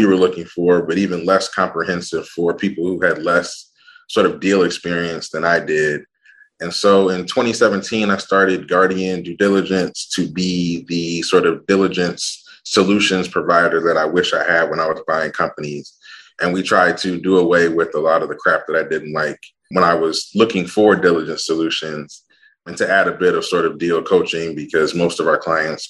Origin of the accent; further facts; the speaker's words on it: Ann Arbor, Michigan, United States; I'm actually a Midwest dude. I grew up in Ann Arbor, Michigan